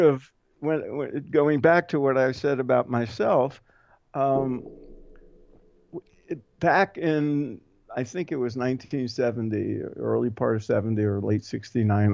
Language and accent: English; New York City, New York, United States; I grew up in Brooklyn